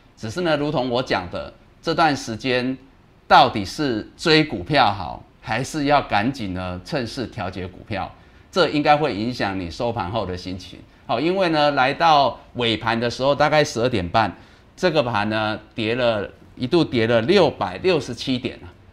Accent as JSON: {"language": "Chinese", "country": "Taiwan", "said": "因为我们台湾人的，大家的这个团结一致啊"}